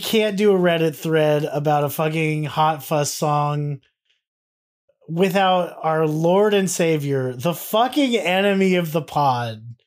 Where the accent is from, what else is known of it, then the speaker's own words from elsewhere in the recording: United States; being Americans